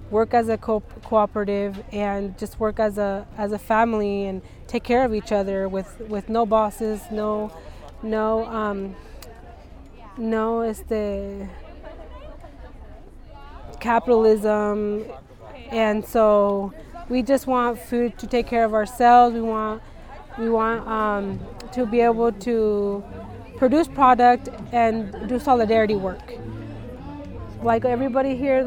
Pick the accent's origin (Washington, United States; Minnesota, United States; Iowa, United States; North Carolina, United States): Washington, United States; Skagit; I was born and raised here in Skagit. So my whole life I've lived here